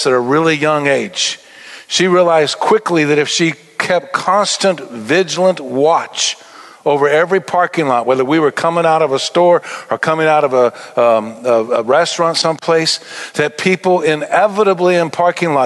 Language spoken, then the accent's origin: English; Albuquerque, New Mexico, United States; born or raised there